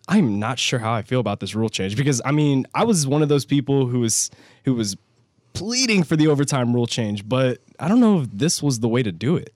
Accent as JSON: {"language": "English", "town": "San Antonio", "region": "Texas", "country": "United States", "said": "I'm from San Antonio"}